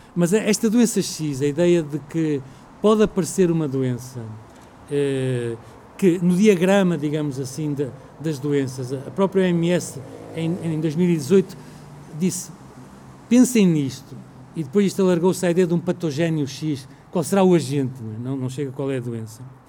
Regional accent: Portugal; nós enquanto portugueses

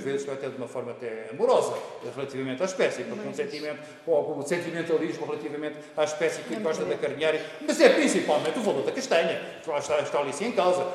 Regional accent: Lisbon, Portugal; sou natural de Lisboa, mas a minha família, eh, da parte da minha mãe, é de Mangualde

